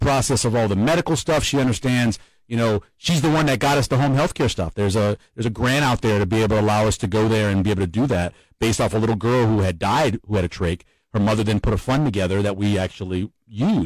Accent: New Orleans, Louisiana, United States; I'm from New Orleans

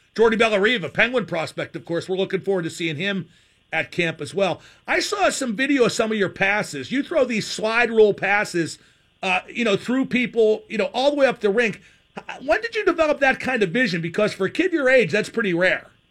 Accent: Reserve Township, Pennsylvania, United States; in my neighborhood growing up in Reserve Township

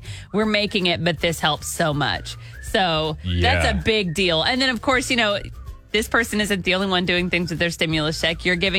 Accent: Arkansas, United States; now in Tulsa, United States; I love that this happened in my home state.

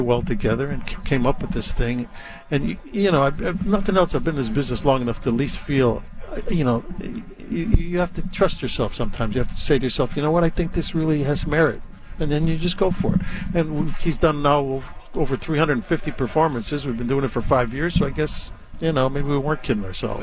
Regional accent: Chicago, Illinois, United States; moved away; I grew up in Chicago

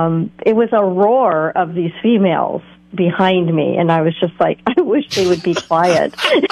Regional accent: Detroit, Michigan, United States; now in Shell Beach, United States; So I'm a transplant from the Midwest. I grew up in the... around the Motor City.

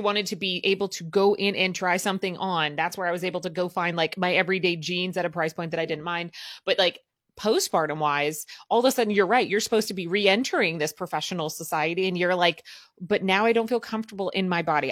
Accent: Southern Midwest, United States; I grew up in the Midwest, but, like, I'm gonna call it the Southern Midwest

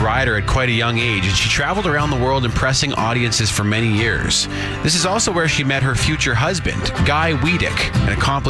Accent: Canada

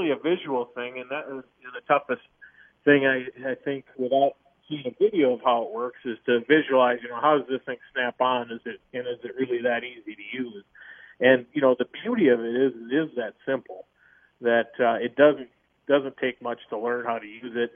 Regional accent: Minnesota, United States; moved away; I grew up in Minnesota

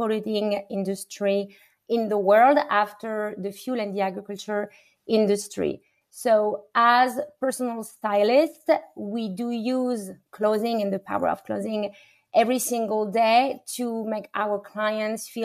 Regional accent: France; moved away; a French woman who was born and raised in France

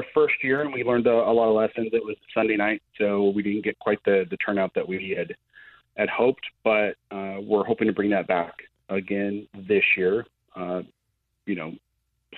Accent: Central Illinois, United States; I grew up in Central Illinois, a little tiny farming town

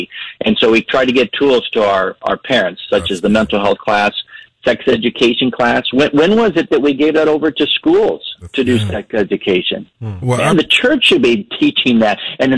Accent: Panama; You know, I grew up in Panama, and as a kid, there was not much to do in Panama.

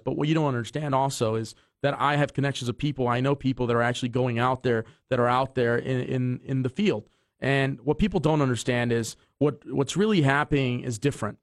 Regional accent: Hawthorne, California, United States; also born or lived in Inglewood; now in Torrance, United States; I was raised a portion of my life in Hawthorne

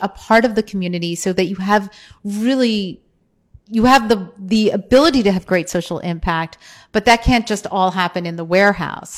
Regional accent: New Jersey, United States; I grew up in New Jersey

